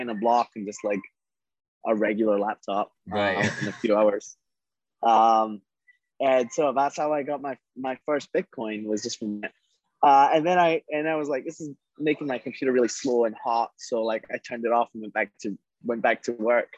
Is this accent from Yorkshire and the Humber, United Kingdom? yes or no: no; Scotland, United Kingdom; I grew up in Scotland.